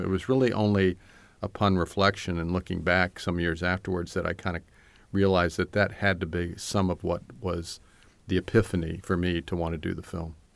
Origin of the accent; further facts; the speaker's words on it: Hampton, Virginia, United States; moved away; when I grew up in Hampton, Virginia, I, I mostly just wanted to leave